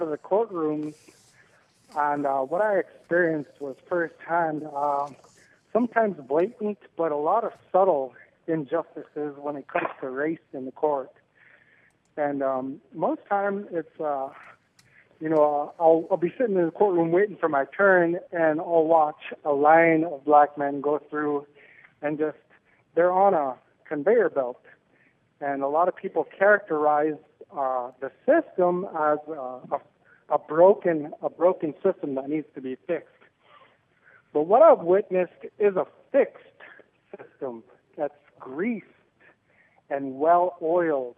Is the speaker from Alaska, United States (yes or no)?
yes; Dillingham, Alaska, United States; now in Anchorage, United States; I'm from Dillingham, Bristol Bay